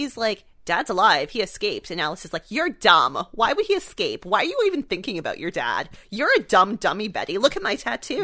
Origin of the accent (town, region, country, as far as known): Canada